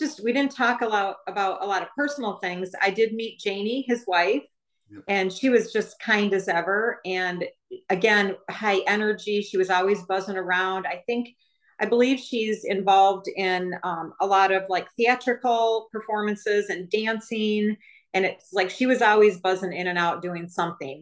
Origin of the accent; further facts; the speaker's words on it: Michigan, United States; I was from Michigan